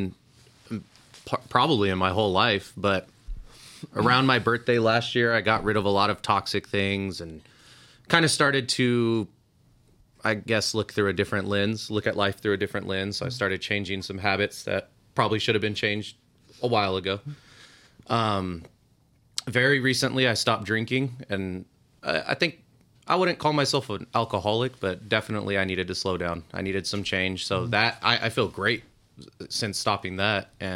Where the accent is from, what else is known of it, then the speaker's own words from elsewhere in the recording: San Bernardino, California, United States; run with that San Bernardino rep where we're from.